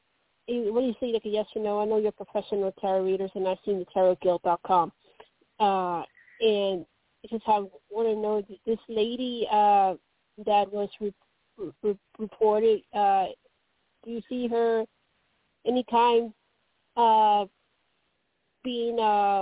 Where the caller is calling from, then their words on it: Kennedy, Colorado, United States; Kennedy, Colorado, and yes, you got it right.